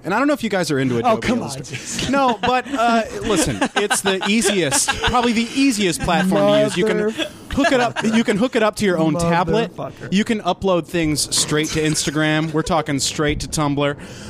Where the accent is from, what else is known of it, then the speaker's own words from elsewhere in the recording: the South, United States; I was raised in the South, and I was raised in a very, very, not my actual household, but I was raised in a very conservative environment.